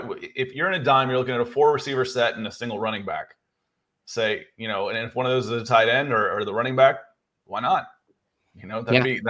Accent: Atlanta, Georgia, United States; that's what was strange growing up in Atlanta, is you only got to watch your team when they were on the road in the 80s.

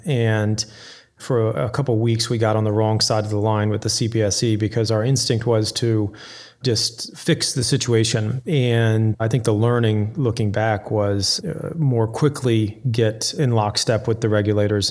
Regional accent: Florida, United States; moved away as an adult; also born or lived in Houston, Texas / Waco, Texas / Georgia; now in New York City, United States; I grew up in Texas and in Florida. I went to high school in the Florida Keys, and then I worked in Waco, Texas, and I, I was born in Houston

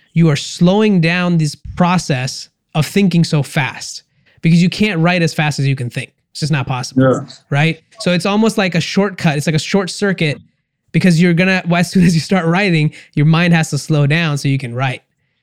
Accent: India; I'm Indian

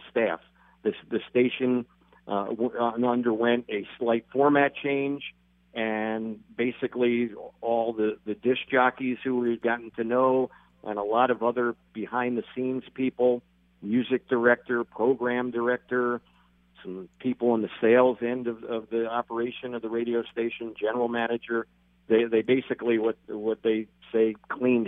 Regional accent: Philadelphia, Pennsylvania, United States; moved away as an adult; I grew up in Philadelphia. I'm from the East Coast originally.

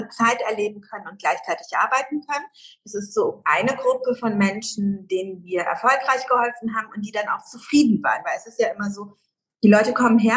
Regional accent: Germany; Ich bin in Deutschland in den Kindergarten gegangen, groß geworden, Schule, Gymnasium, Abitur, Studium, alles in Deutschland, ne?

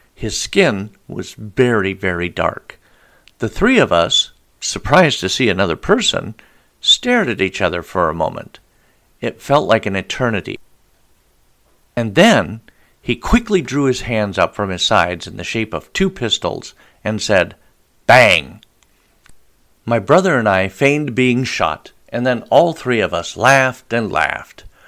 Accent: Billings, Montana, United States; I was born and raised in Billings, Montana

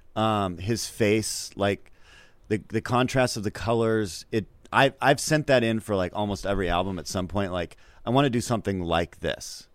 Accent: Seattle, Washington, United States; I'm born in seventy-nine and I'm from Seattle.

